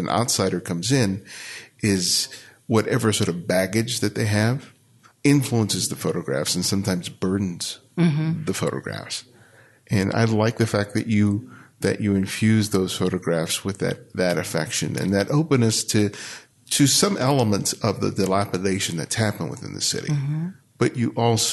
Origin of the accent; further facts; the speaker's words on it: Los Angeles, California, United States; I grew up in South